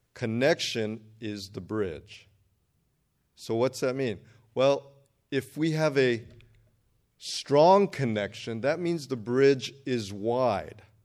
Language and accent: English; Redondo Beach, California, United States; also born or lived in Berkeley; I grew up down here in Redondo Beach